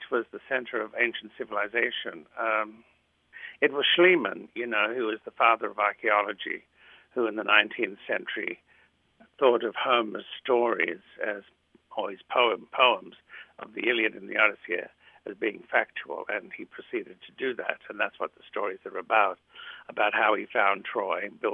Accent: Australia; first language Greek; English is a second language; now in United States; I was born in Australia, and then I came to America, but I still speak my first language, which was Greek

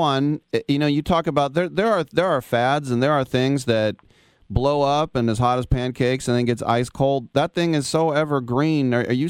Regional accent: Bay Area, California, United States; I'm from the Bay Area.

